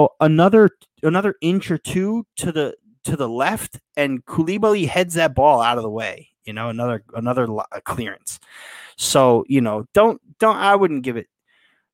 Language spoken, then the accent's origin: English; Yonkers, New York, United States; moved away; I'm from Yonkers